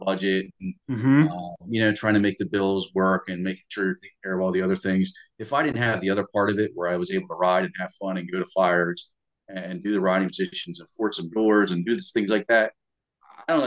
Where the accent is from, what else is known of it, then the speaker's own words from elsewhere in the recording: New Jersey, United States; moved away; I grew up in New Jersey